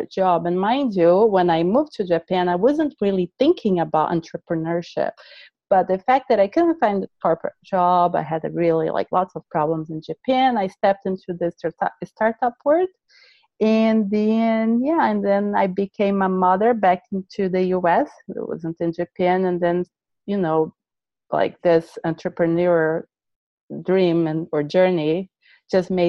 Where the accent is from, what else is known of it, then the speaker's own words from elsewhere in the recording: Brazil; English is a second language; moved away; I was born in Brazil